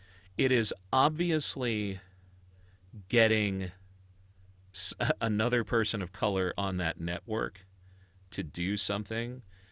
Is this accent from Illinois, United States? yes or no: yes; Chicago, Illinois, United States; I mean, you and I grew up in Chicago when the Bulls were the Bulls.